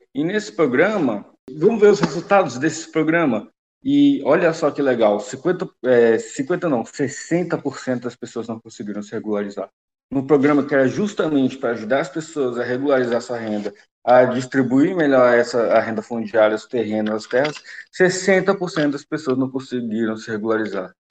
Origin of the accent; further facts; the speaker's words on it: Amazonas, Brazil; da Amazonas, minha terra querida